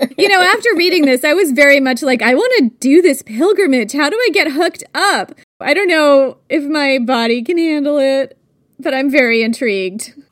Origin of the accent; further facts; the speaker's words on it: Vermont, United States; moved away; I grew up in Vermont